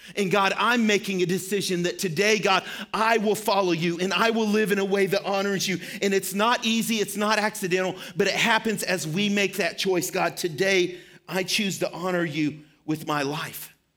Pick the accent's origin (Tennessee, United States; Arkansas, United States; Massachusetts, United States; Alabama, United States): Arkansas, United States; Shirley; moved away; I grew up in Arkansas for, um, a part of my life.